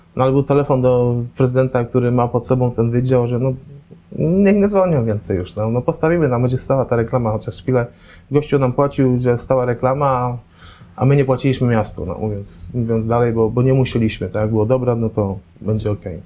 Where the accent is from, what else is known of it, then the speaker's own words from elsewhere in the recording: Poznań, Greater Poland, Poland; jestem z Poznania, jestem z Poznań